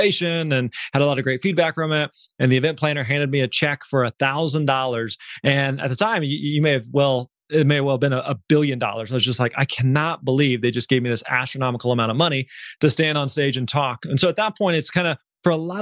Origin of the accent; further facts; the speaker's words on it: Missouri, United States; we grew up in Missouri.